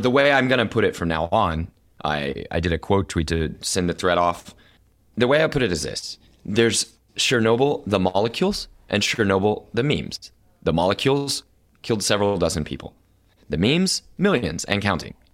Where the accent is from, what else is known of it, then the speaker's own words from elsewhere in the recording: Oklahoma City, Oklahoma, United States; I'm born and raised in Oklahoma City, Oklahoma